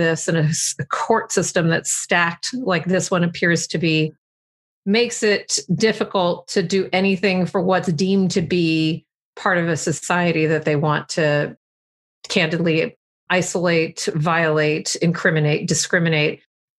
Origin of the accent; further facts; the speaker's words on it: Texas, United States; since I'm from Texas and you know Texas well